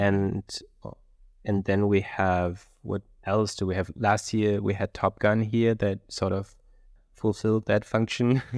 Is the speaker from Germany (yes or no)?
yes; Germany; I'm from Germany